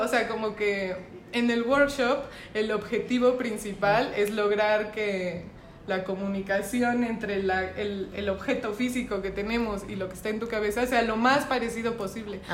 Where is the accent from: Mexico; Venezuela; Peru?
Mexico; como niña mexicana